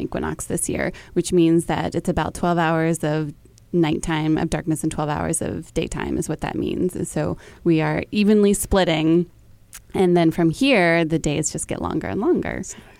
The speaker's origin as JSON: {"language": "English", "region": "Texas", "country": "United States", "moved": "as an adult", "lives_now": "New York City, United States", "said": "my southern self, I am from Texas, still anticipates it getting warmer in March. And it doesn't happen in New York City, I feel like, since I've been here."}